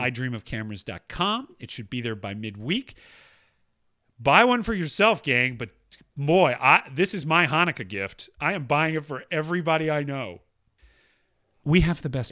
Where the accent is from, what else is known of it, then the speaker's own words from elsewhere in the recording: Atlanta, Georgia, United States; moved away; where I grew up in uh, Northwest Atlanta